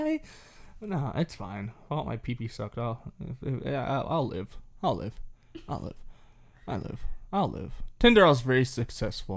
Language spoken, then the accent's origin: English; Canada; we're Canadian